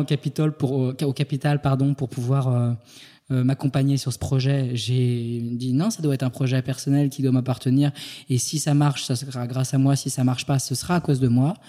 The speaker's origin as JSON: {"language": "French", "region": "Île-de-France", "country": "France", "tie": "born or raised there", "also_born_or_lived": "Paris", "said": "je suis né en Ile-de-France"}